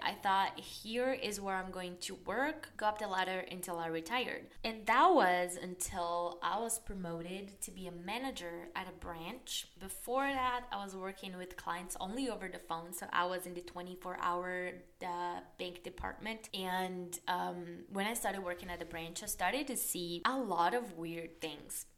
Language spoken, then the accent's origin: English; Brazil; English is a second language; moved away as an adult; also born or lived in Dublin, Ireland; I was born and raised in Brazil